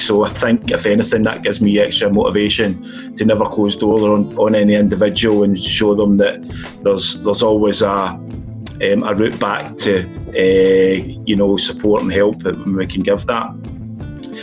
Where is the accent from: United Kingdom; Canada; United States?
United Kingdom; Scotland; now in London, United Kingdom; being a Scotsman, we didn't see the sun that often